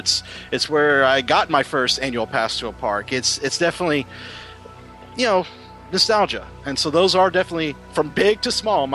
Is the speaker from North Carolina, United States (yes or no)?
no; Texarkana, Texas, United States; moved away as an adult; also born or lived in Dallas, Texas; now in Orlando, United States; For 23 years of my life, I was born and raised in Texarkana, Texas. It's our town split in half by the border of Texas and Arkansas. So that's where I lived. For about a year, I lived in Dallas going to the University of North Texas.